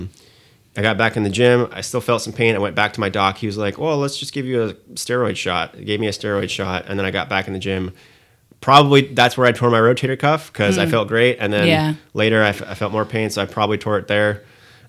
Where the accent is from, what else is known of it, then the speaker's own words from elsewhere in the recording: Moscow, Russia; now in United States; I was born in Moscow, Russia